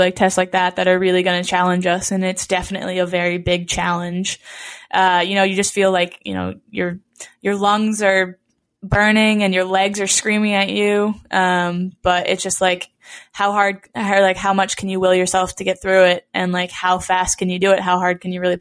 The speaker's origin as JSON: {"language": "English", "town": "Franklin", "country": "United States", "tie": "born or raised there", "moved": "yes", "lives_now": "San Diego, United States", "said": "it was my high school field when I was growing up in Franklin"}